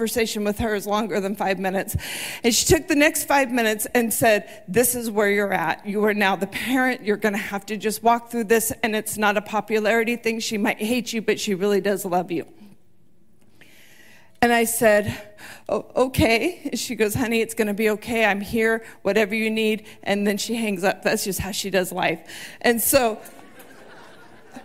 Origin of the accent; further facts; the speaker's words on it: United States; also born or lived in South Texas; we moved up from South Texas to Washington